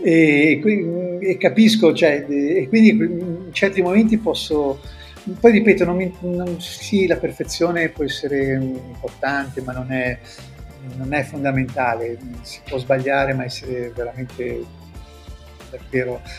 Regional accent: Genoa, Liguria, Italy; accent: Genoese; in genovese perché il nostro dialetto

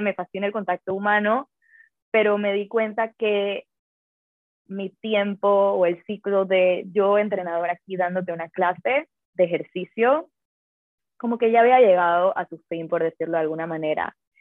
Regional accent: Panama; soy de Panamá

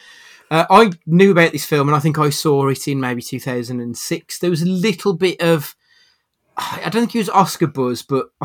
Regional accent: Dudley, West Midlands, United Kingdom; I'm from Dudley

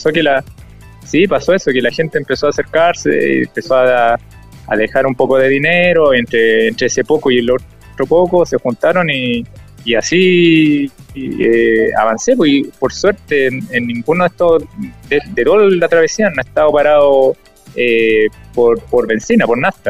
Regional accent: Chillán, Ñuble, Chile; cuando salí de Chillán

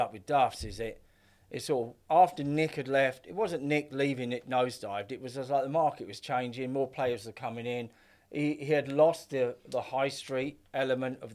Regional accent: Essex, East of England, United Kingdom; I was up from Essex.

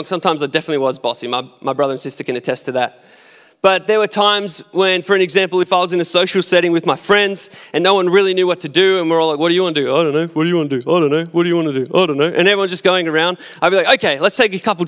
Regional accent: Australia; I'm Australian, so I've got to be an Aussie

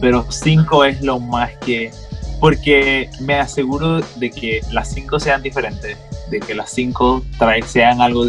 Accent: Panamá Oeste, Panama; yo me crié en Panamá Oeste todo el tiempo

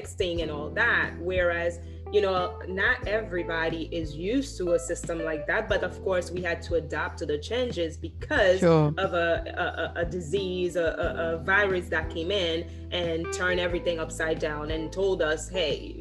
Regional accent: Haiti; moved away; I grew up in Haiti

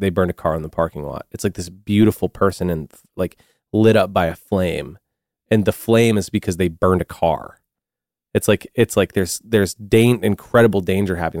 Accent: the Northwest, Pacific Northwest, United States; growing up in the Northwest

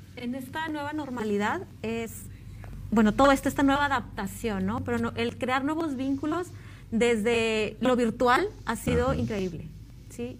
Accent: Montemorelos, Nuevo León, Mexico; yo soy de Montemorelos

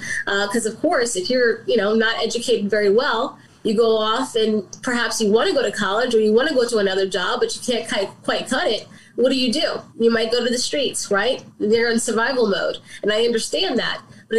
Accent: Southern Maryland, United States; now in Baltimore, United States; I grew up in Southern Maryland. I moved to Baltimore about 10, 11 years ago.

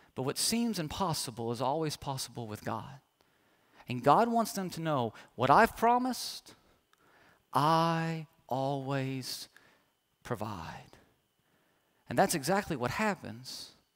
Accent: Kentucky, United States; moved away as an adult; now in Oklahoma, United States; leaving home, leaving my home state, was born and raised

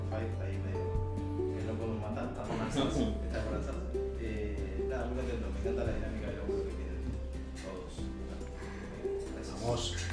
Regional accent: Río Cuarto, Córdoba, Argentina; de Rio Cuarto, de Córdoba.

